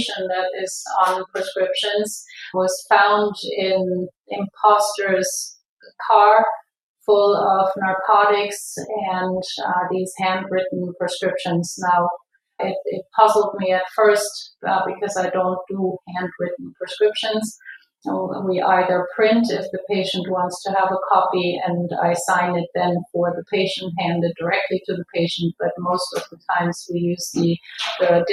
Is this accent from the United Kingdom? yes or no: no; Germany; moved away as an adult; now in Irvine, United States; I am originally from Germany